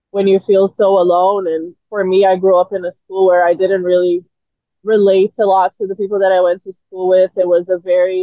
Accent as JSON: {"language": "English", "country": "Brazil", "tie": "born or raised there", "moved": "yes", "said": "I actually spoke more English than Portuguese, even though I lived in Brazil, because I went to the American school"}